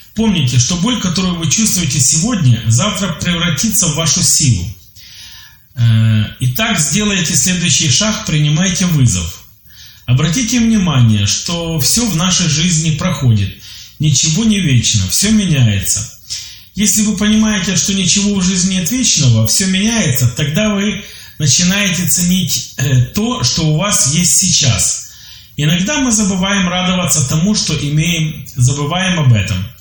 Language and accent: Russian; Ukraine; я из Украины, мне 29 лет